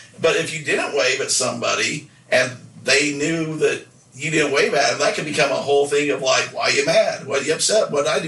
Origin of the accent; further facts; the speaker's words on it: Nephi, Utah, United States; we can make fun of it because we're from there